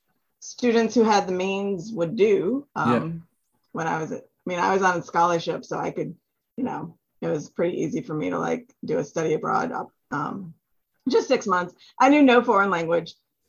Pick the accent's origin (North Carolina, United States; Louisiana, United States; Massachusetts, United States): North Carolina, United States; I'm from North Carolina.